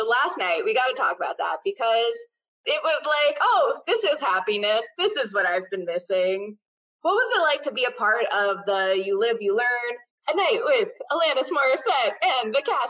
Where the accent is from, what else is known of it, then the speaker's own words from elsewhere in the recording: New York, United States; now in Arlington, United States; I'm from New York.